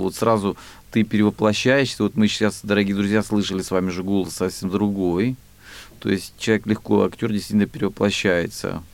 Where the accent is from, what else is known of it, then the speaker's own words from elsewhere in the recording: Rostov Oblast, Russia; я же из Ростовской области